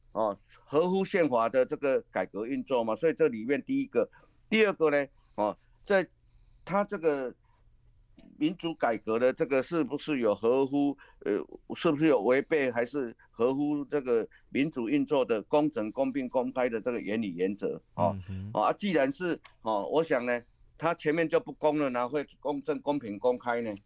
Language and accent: Chinese; Taiwan; 用我们台湾话来讲